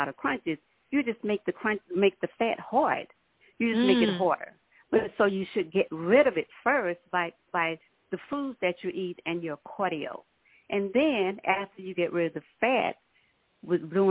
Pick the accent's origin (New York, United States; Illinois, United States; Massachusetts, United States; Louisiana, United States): Louisiana, United States; Minden; now in Dallas, United States; I'm originally from Minden, Louisiana, and I moved to Dallas in the 80s.